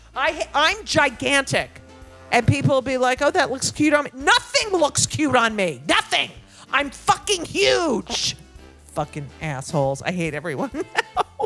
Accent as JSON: {"language": "English", "town": "Clark", "region": "New Jersey", "country": "United States", "tie": "born or raised there", "said": "I grew up in Clark, New Jersey"}